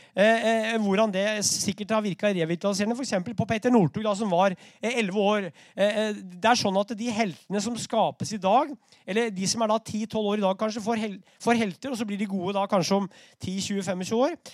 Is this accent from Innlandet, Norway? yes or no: yes; Brumunddal, Innlandet, Norway; i Brumunddal i 1922, der jeg vokste opp